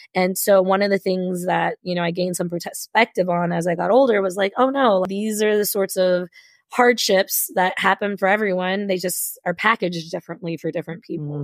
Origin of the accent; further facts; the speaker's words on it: Kentucky, United States; I grew up in Kentucky